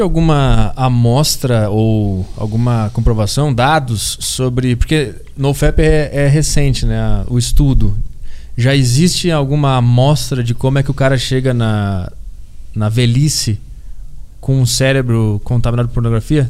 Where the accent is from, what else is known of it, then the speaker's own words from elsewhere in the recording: Porto Alegre, Rio Grande do Sul, Brazil; moved away; eu fui para Porto Alegre pra minha terra natal agora no ano novo